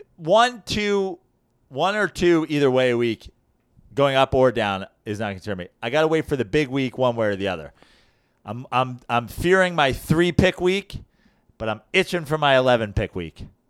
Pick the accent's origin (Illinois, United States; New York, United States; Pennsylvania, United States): New York, United States; Katonah; moved away; I'm from Kittone, New York, in Westchester